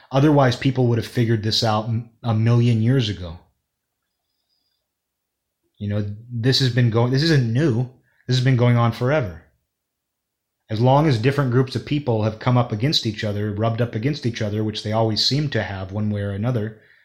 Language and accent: English; New York, United States; when I was growing up in New York, we all just called each other every slur in the book.